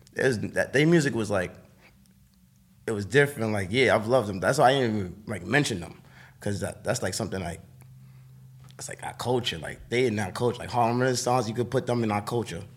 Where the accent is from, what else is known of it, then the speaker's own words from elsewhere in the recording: New York City, New York, United States; I'm from Harlem